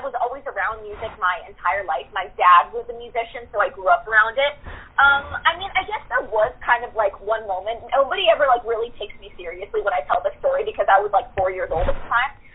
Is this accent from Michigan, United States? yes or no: no; Seattle, Washington, United States; moved away; I'm originally from Seattle